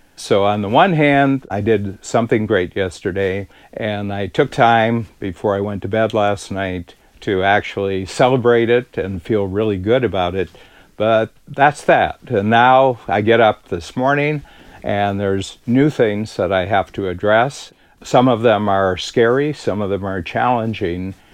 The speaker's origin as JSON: {"language": "English", "country": "United States", "moved": "as an adult", "lives_now": "Toronto, Canada", "said": "I'm an American living in Toronto since the early 1970s"}